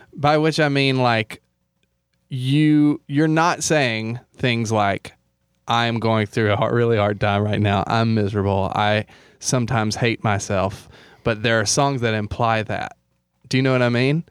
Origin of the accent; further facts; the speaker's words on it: Alabama, United States; moved away; also born or lived in Louisville, Kentucky; my hometown in Alabama.